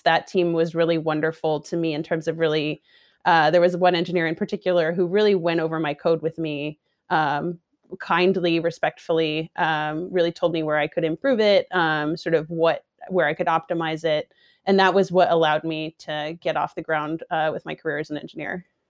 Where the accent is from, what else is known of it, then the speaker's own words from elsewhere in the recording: Seattle, Washington, United States; moved away as an adult; also born or lived in San Francisco; I'm also from Seattle originally